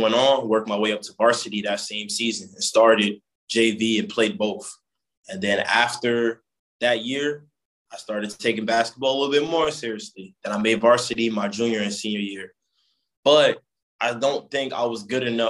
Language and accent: English; Jersey City, New Jersey, United States; I grew up in Jersey City